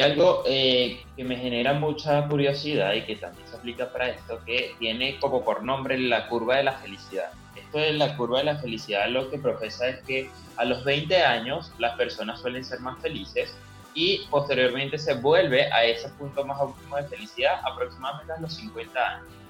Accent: Argentina; moved away; mi país

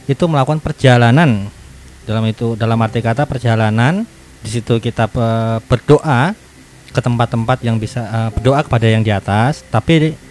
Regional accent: Solo, Central Java, Indonesia; kemudian saya kan aslinya dari Solo.

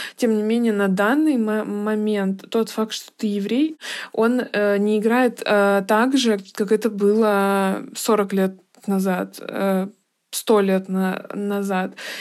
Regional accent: Georgia; now in Moscow, Russia; я с Кавказа, но тем не менее, что я из Грузии

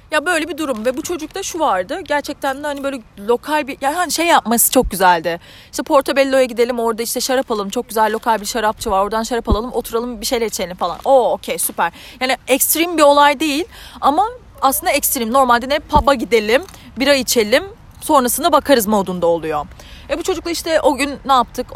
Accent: Turkey; moved away as an adult; now in Ireland; bir Türk olarak

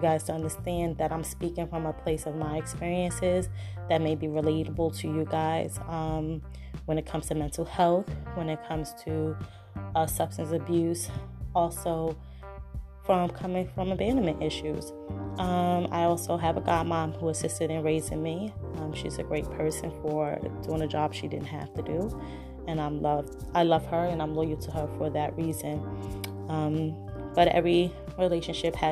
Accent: New York City, New York, United States; accent: New York; I'm originally from Brooklyn, New York

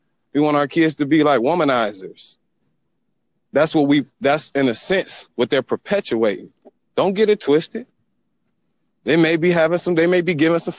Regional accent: Detroit, Michigan, United States; I'm from Detroit

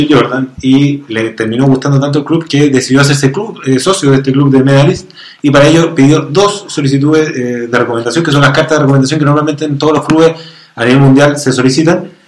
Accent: Chile; Eh, y uno como chileno

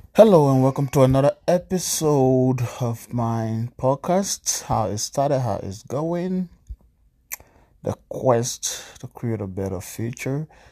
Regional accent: Greenville, Sinoe County, Liberia; also born or lived in Bong County, Liberia; now in Washington, United States; I'm from Liberia, uh, from the eastern part of Liberia, southeastern part, Greenville, Sandal County

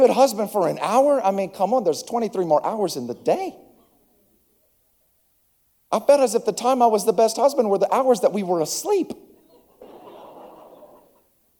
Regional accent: Acworth, Georgia, United States; I'm from Atlanta. I'm actually from Ackworth, but you've never heard of Ackworth.

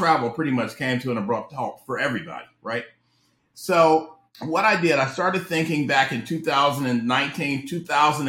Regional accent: Cleveland, Ohio, United States; moved away as an adult; also born or lived in Washington, D.C.; I'm originally from Ohio. So I grew up in Cleveland, Ohio

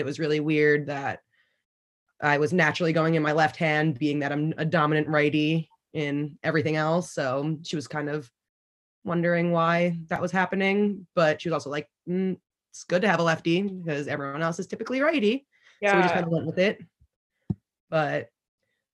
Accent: Garden City, New York, United States; I'm from Garden City, New York on Long Island

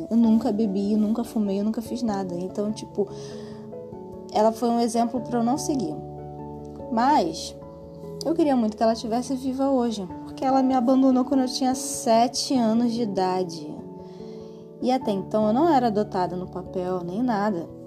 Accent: Rio de Janeiro, Brazil; A gente saiu. Eu nasci na Lagoa, eu nasci no Miguel Couto e fui parar em Marechal Hermes.

